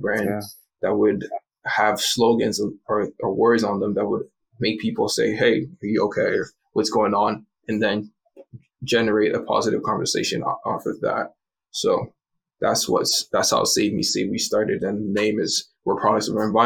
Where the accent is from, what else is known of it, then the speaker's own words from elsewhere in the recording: Hamilton, Ontario, Canada; also born or lived in Montreal; my dad lived down the street for a little while before we moved from Montreal to Hamilton.